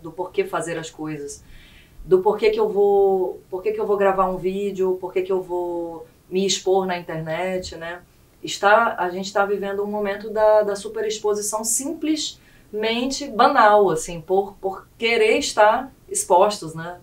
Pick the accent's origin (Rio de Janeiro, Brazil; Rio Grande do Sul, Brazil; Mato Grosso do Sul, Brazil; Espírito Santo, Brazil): Rio Grande do Sul, Brazil; now in Roraima, Brazil; muito amor pelas minhas raízes gaúchas